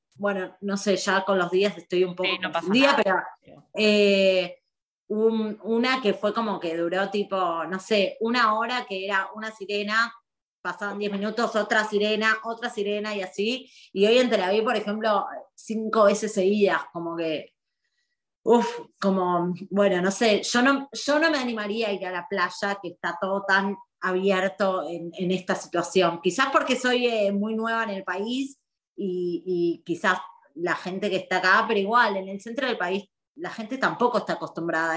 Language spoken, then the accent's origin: Spanish; Argentina; moved away as an adult; also born or lived in Buenos Aires; now in Israel; como argentinos viviendo acá